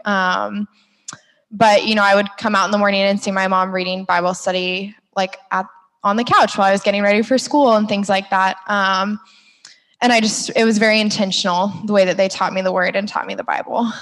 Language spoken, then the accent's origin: English; Orlando, Florida, United States; I grew up in Orlando with like your pretty average family